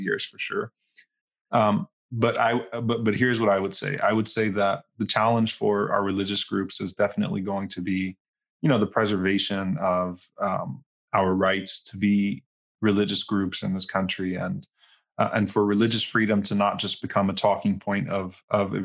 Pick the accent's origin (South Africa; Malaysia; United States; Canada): United States; New Orleans, Louisiana; now in Dallas, United States; I'm from New Orleans